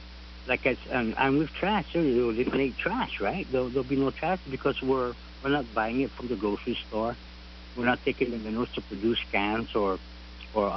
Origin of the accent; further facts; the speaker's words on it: Barrigada, Guam; I'm from Barragata